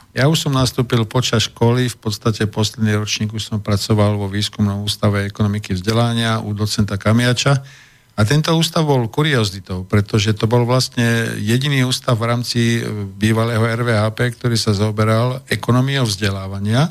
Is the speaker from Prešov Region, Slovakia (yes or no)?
no; Bratislava, Bratislava Region, Slovakia; ja som z Bratislavy